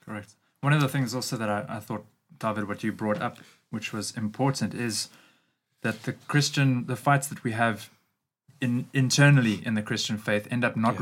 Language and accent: English; Durban, KwaZulu-Natal, South Africa; moved away as an adult; now in Cape Town, South Africa; I grew up in the Durban area. First 20 years of my life I spent mm-hmm. there.